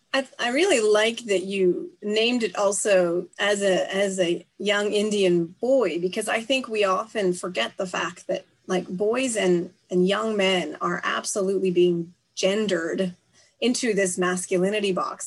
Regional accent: Canada; now in Japan; I am a Canadian political scientist living and working in Japan

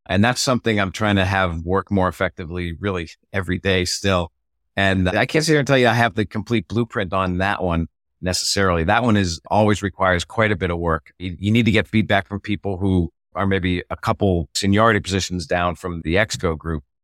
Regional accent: Boston, Massachusetts, United States; now in Annapolis, United States; I'm from Boston originally. I found myself migrating south.

